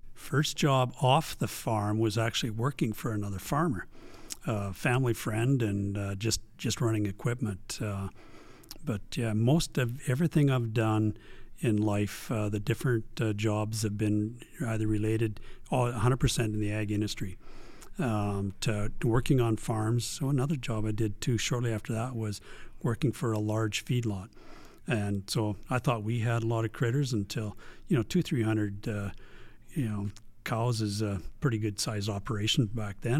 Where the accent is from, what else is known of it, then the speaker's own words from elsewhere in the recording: Strome, Alberta, Canada; now in Camrose, Canada; I was raised in Strome, Alberta, small town, small town Strome.